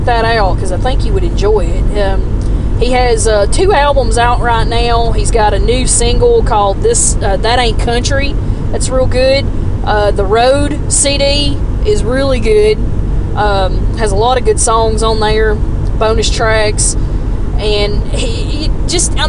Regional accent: Gadsden, Alabama, United States; my hometown of Gadsden

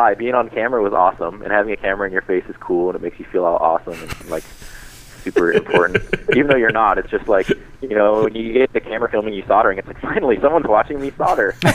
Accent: Boston, Massachusetts, United States; we're both from the East Coast. You know, I'm from Boston

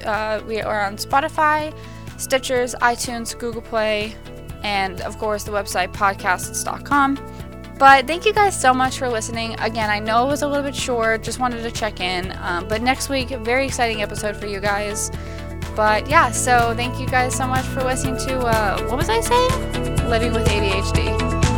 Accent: United States; we as the American people

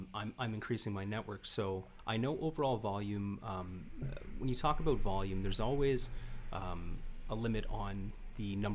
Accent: Niagara, Ontario, Canada; growing up in Niagara

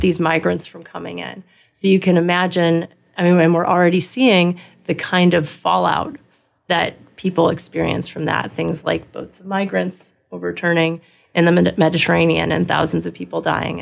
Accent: Los Angeles, California, United States; moved away as an adult; also born or lived in New York; now in Wisconsin, United States; I grew up in Southern California, Los Angeles

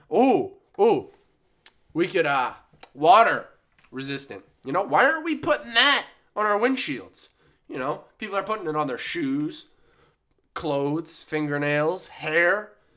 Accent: Maine, United States; I grew up near the woods, you know, like a lot of people in Maine

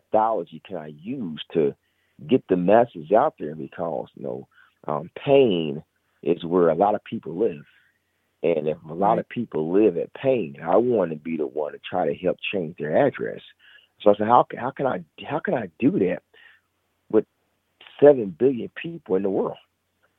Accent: Indianapolis, Indiana, United States; I was born and raised here in Indianapolis

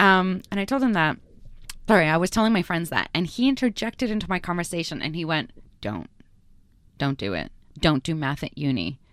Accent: Canada; English is a second language; moved away as an adult; now in Australia; I had just immigrated into Canada, I was learning English and French at the same time

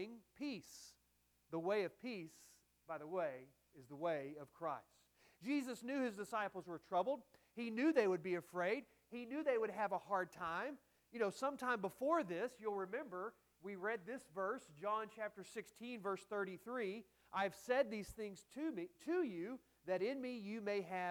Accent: Texas, United States; I'm from Texas

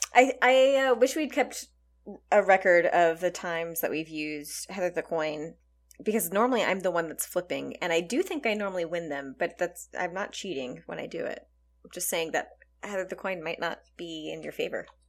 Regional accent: Texas, United States; we grew up in Texas where pinatas were a regular part of birthday celebrations

